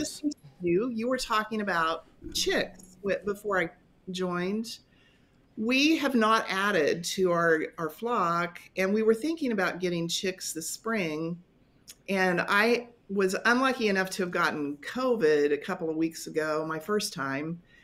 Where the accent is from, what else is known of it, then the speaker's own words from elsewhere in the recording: western Kansas, United States; now in North Newton, United States; I grew up in a little tiny town in the western part of the state, not too far from the Colorado border.